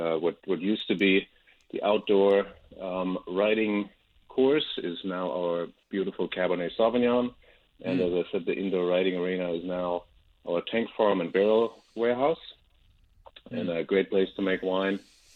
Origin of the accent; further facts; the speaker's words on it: Rheinhessen, Rhineland-Palatinate, Germany; English is a second language; moved away as an adult; also born or lived in Sonoma, California; now in Napa Valley, United States; Yes, maybe I've picked up my accent. I grew up in Germany, actually, on a vineyard in Rheinhessen, kind of a German wine growing area, and then grew up in a family of making wine and growing grapes